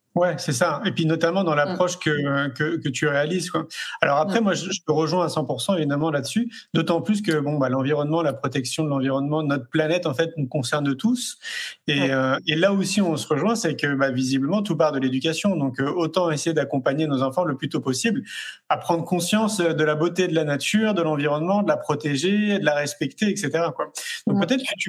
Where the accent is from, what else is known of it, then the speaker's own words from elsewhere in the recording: France; en tant que Français